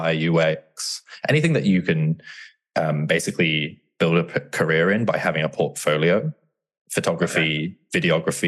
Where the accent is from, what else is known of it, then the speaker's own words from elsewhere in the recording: Bristol, South West England, United Kingdom; now in London, United Kingdom; I grew up around Bristol in England, Southwest England